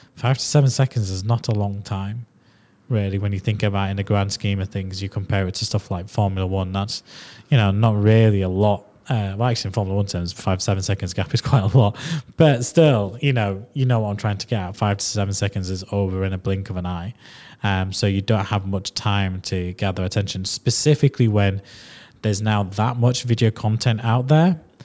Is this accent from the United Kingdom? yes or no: yes; Leeds, Yorkshire and the Humber, United Kingdom; accent: strong Yorkshire Leeds; I've got a strong Yorkshire Leeds accent